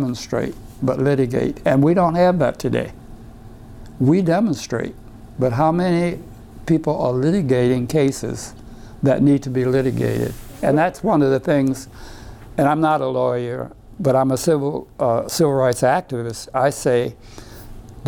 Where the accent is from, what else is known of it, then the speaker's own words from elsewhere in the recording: New Orleans, Louisiana, United States; now in Connecticut, United States; I grew up in New Orleans